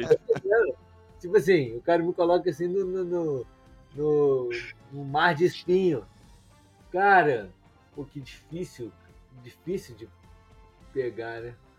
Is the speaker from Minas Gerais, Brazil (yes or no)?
yes; Juiz de Fora, Minas Gerais, Brazil; Eu sou de Juiz de Fora, né? Um pouquinho perto do Rio